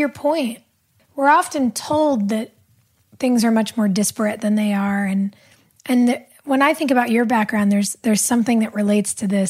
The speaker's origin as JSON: {"language": "English", "region": "Southern California", "country": "United States", "tie": "born or raised there", "said": "I grew up in Southern California"}